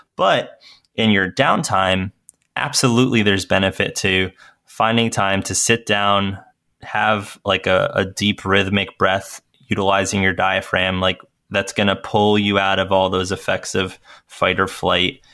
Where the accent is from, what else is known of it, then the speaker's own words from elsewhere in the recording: Northeast, United States; I grew up in the Northeast